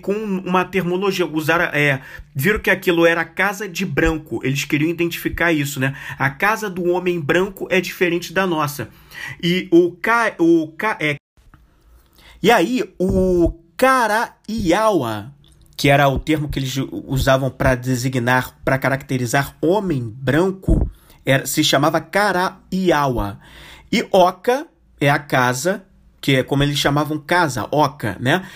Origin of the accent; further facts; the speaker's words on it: Rio de Janeiro, Brazil; até como cariocas